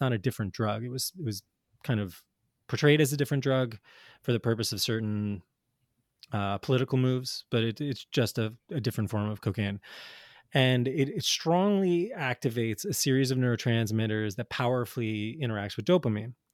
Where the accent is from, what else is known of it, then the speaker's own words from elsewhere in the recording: New Jersey, United States; I grew up in North Jersey in the 80s and 90s